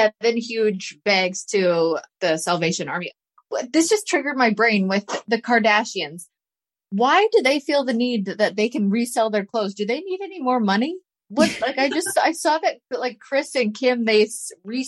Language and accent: English; Canada; now in Tennessee, United States; I'm from Canada